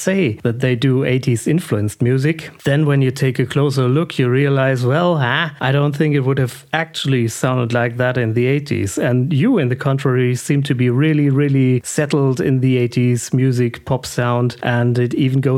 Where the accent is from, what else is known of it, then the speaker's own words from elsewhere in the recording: Germany; I grew up in Germany in the 80s